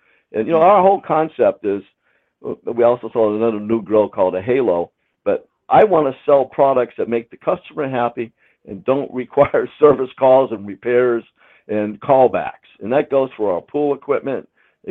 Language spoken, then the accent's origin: English; New England, United States; Well, like I said, I grew up in New England on a farm